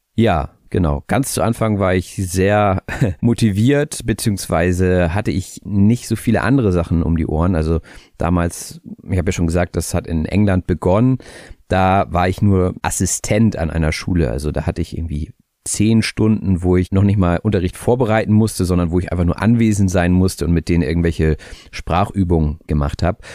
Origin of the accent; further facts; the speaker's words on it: Hamburg, Germany; ich komme aus Hamburg, ich bin auch 30 Jahre alt